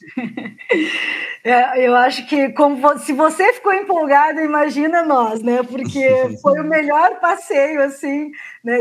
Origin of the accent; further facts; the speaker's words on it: Paraná, Brazil; sou paranaense, na verdade, né? Minha família é do Paraná